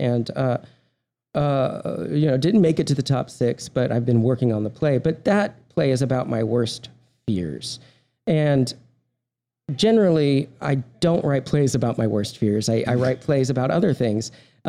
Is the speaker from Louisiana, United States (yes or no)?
no; Texas, United States; That and the fact that I am from Texas.